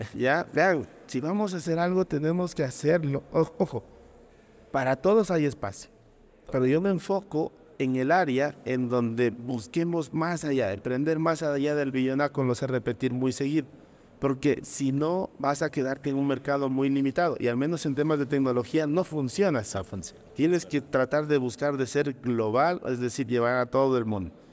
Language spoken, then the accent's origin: Spanish; Loja, Ecuador; cuando nacemos en, regiones como Loja, o, en países como Ecuador